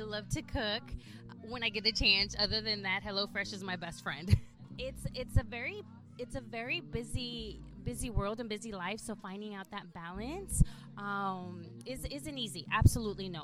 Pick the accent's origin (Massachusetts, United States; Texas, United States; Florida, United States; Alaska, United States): Texas, United States; South; first language English; moved away as an adult; also born or lived in El Salvador / Washington, D.C. metro area / Virginia; now in Dallas-Fort Worth, United States; I grew up in South Texas. I am first-generation Latina, so I was born in El Salvador